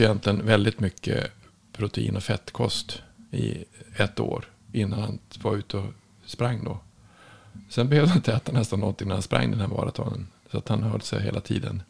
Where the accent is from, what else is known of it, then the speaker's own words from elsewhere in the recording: Norrland, Sweden; jag kommer ifrån Norrland